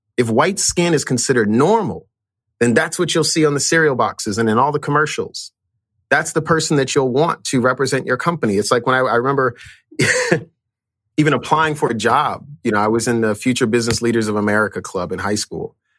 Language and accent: English; Chicago, Illinois, United States; I grew up in, in a area called K-Town